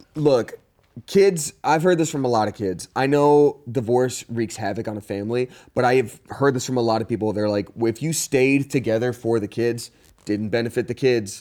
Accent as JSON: {"language": "English", "region": "Georgia", "country": "United States", "said": "I'm from Georgia"}